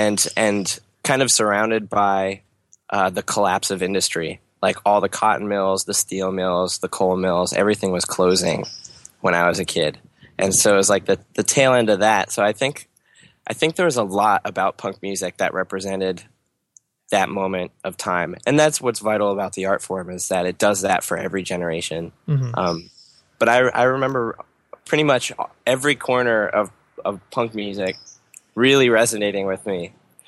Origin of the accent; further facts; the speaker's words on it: Harrisburg, Pennsylvania, United States; I was born and raised in Harrisburg.